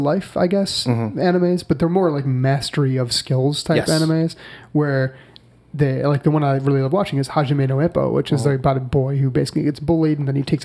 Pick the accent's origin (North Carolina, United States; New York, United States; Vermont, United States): New York, United States; Buffalo; moved away; I can get back to Buffalo, which, mm-hmm. you know, is my hometown